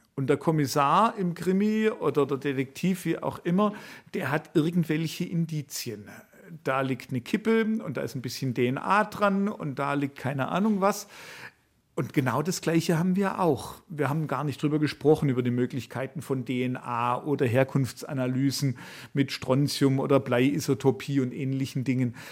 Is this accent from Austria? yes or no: no; Swabia, Germany; accent: Swabian; ich habe einen schwäbischen Akzent